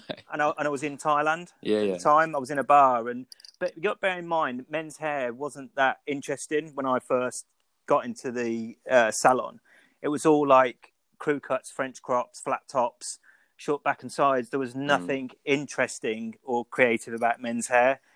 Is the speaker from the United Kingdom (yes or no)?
yes; Birmingham, West Midlands, United Kingdom; moved away; also born or lived in Milton Keynes / Banbury / Leamington Spa; I'm actually from Birmingham